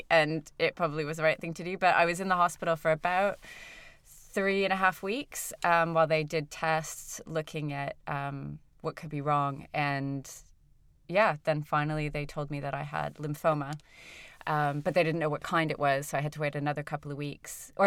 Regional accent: Toronto, Ontario, Canada; moved away as an adult; now in United Kingdom; I'm from Toronto, but I'm Welsh Canadian.

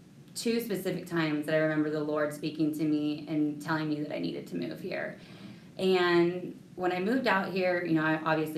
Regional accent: Central California, United States; moved away as an adult; I actually was born and raised in Central California area.

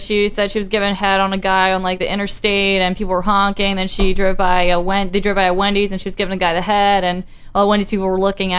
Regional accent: Baltimore, Maryland, United States; accent: Baltimore; I I've been born and raised in Baltimore pretty much my whole life.

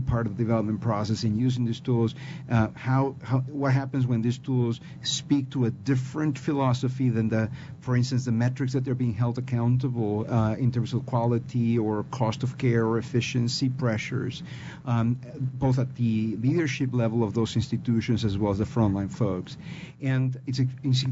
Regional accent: Peru; accent: Peruvian; English is a second language; my Peruvian accent.

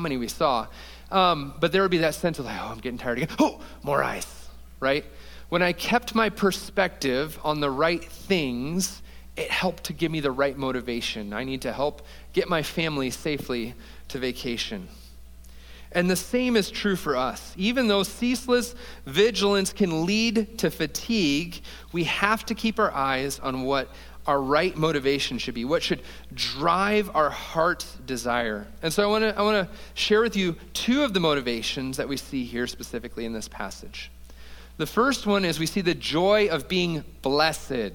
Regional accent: Toledo, Ohio, United States; now in Columbus, United States; We're from Toledo, Ohio, Ashley

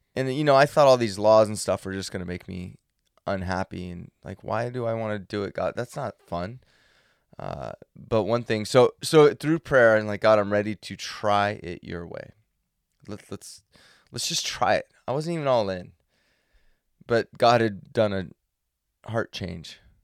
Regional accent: Central California, United States; I grew up in Central California where there was no snow industry

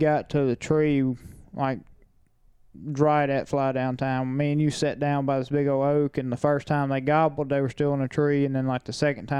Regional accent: the South, United States; we grew up in the South and hunting national forest

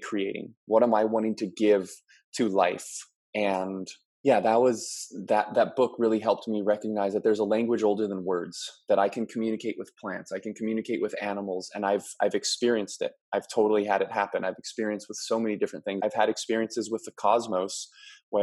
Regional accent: Maui, Hawaii, United States; moved away as an adult; I'm originally born and raised on Maui

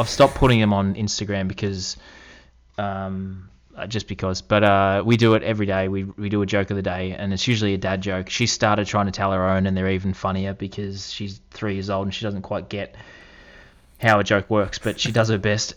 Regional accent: Australia; moved away; also born or lived in Toronto; growing up in Australia

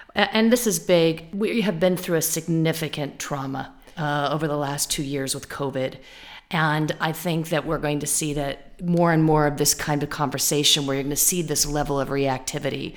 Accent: California, United States; I'm from California

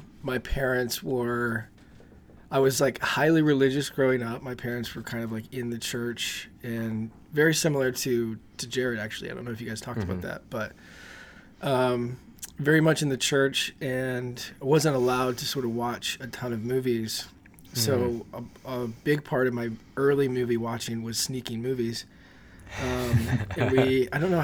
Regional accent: New Orleans, Louisiana, United States; growing up in the South, there's, especially in New Orleans

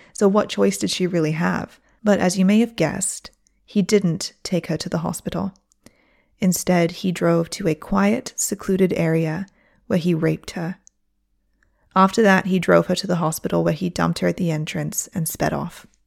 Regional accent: Michigan, United States; also born or lived in Onda, Spain; now in Spain; I'm not from Oxford, but I have family in Oxford

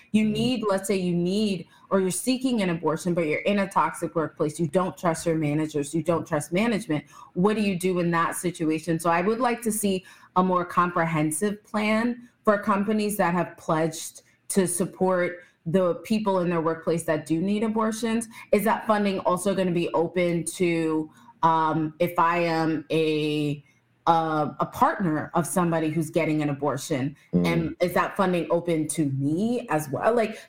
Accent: Texas, United States; born there; I was born in Texas, but I could never live there.

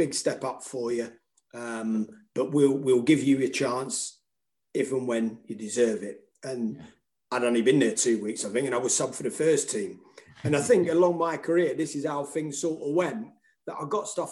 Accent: London, United Kingdom; moved away; I'm being from London as well

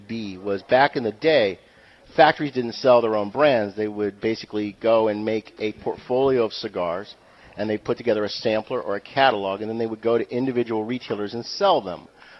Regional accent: New England, United States; Yeah, I'm from New England.

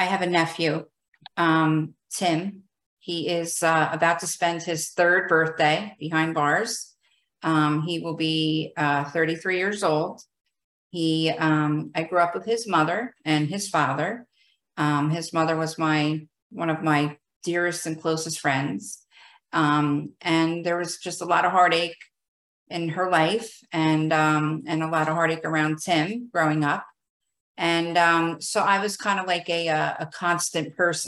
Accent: New Jersey, United States; I am from New Jersey.

